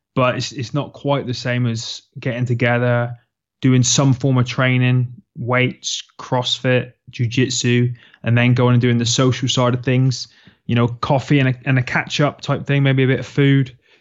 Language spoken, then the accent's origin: English; Plymouth, South West England, United Kingdom; you'll find me in the southwest of England, in a quaint little city called Plymouth, where I was born and bred